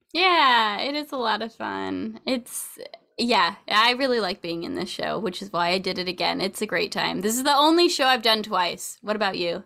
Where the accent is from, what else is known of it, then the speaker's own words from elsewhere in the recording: Sacramento, California, United States; I grew up in Sacramento